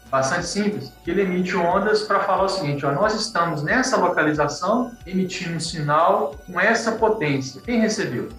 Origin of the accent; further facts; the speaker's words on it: Teixeiras, Minas Gerais, Brazil; also born or lived in Viçosa; Eu sou de Teixeiras, uma cidade do interior de Minas Gerais